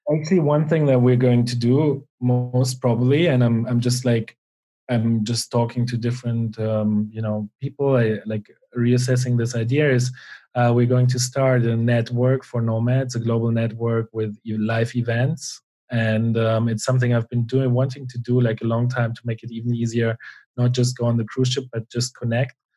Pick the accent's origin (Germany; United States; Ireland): Germany; now in Spain; I grew up, um, yeah, in a small town in Germany